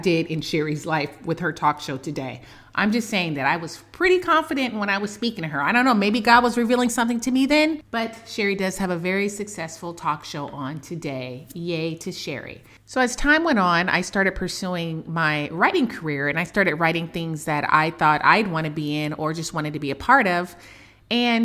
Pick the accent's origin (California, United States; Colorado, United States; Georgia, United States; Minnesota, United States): California, United States; Oakland; since I was a little girl growing up in Oakland, California